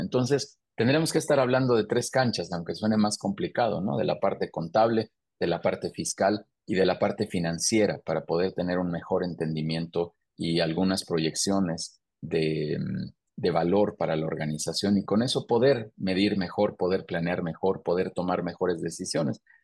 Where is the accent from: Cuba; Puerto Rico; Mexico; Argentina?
Mexico; yo soy mexicano